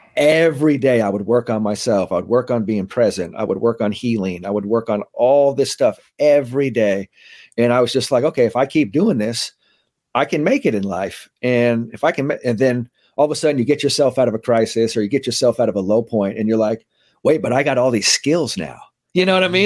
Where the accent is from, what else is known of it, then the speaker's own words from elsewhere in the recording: San Francisco, California, United States; I grew up in, uh, San Francisco, so that's where I'm kinda, that's where I'm raised, went to, you know, grammar school, middle school, high school in San Francisco